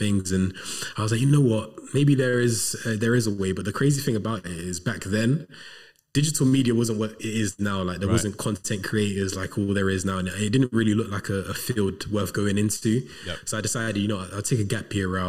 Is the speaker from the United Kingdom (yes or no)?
yes; Coventry, West Midlands, United Kingdom; moved away as an adult; also born or lived in London; now in Manchester, United Kingdom; I'm originally from Coventry. I was born in London, but I was raised in Coventry